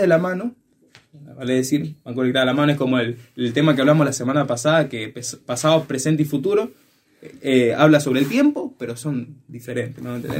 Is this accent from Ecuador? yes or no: yes; Ecuador; estábamos en la ciudad de Guayaquil, que es como a una hora de mi ciudad